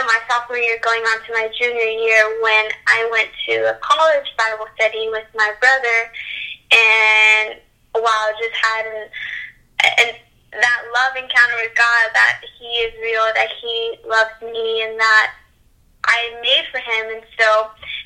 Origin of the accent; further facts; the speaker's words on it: Conroe, Texas, United States; also born or lived in Dallas; I am from Conroe, which is in North Houston.